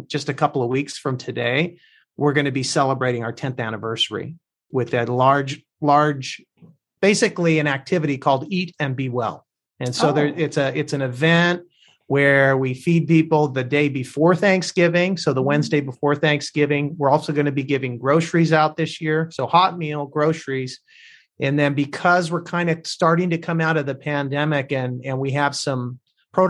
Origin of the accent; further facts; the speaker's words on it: Placentia, California, United States; I grew up in a little town called Placentia